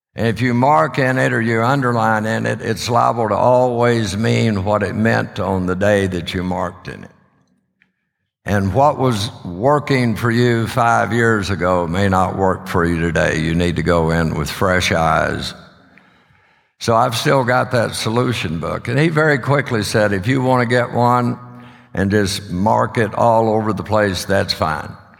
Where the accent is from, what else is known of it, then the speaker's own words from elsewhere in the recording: Odessa, Texas, United States; now in Sulphur Springs, United States; I was raised in Odessa